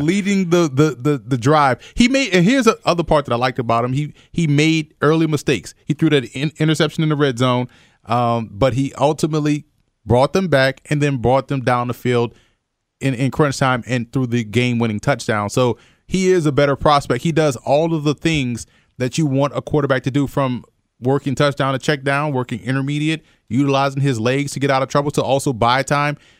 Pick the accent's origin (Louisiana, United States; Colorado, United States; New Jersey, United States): Louisiana, United States; New Orleans; I'm from New Orleans and, and grew up a Saints fan